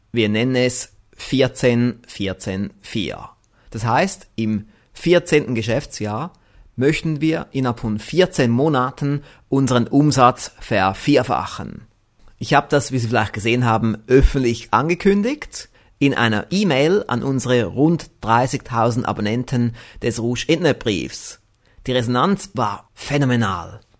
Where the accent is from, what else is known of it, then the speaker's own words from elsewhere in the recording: Konolfingen, Bern, Switzerland; Ich bin aus Konofingen, das ist in der Nähe von Bern.